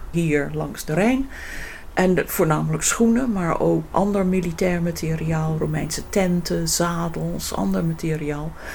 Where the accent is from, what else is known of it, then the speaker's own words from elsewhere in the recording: England, United Kingdom; Dutch is a second language; moved away as an adult; now in Netherlands; Ik ben oorspronkelijk uit Engeland gekomen om in Nederland